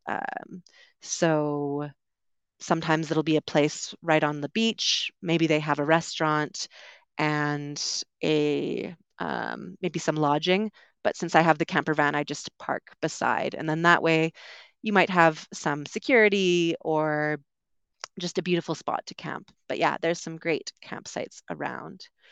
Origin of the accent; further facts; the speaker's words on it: Vancouver, British Columbia, Canada; moved away; I'm from Vancouver, which is a very English-speaking part of Canada.